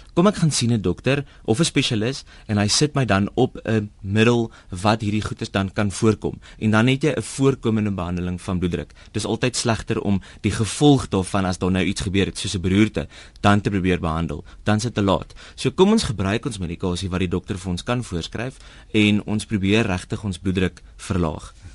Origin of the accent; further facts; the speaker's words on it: South Africa; ons as Suid-Afrikaners